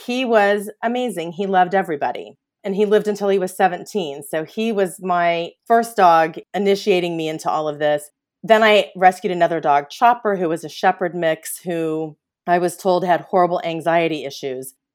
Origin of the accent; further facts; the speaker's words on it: Kansas City, Missouri, United States; moved away as an adult; also born or lived in Orange, California; now in Los Angeles, United States; I'm originally from Kansas City, Missouri.